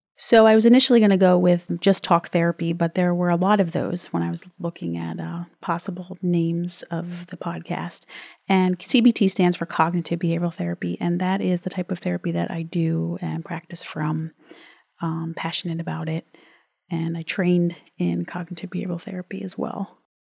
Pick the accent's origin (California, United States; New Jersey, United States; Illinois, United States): New Jersey, United States; I'm from New Jersey.